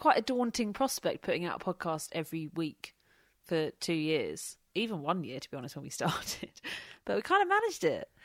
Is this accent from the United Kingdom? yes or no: yes; Kent, South East England, United Kingdom; I'm from Kent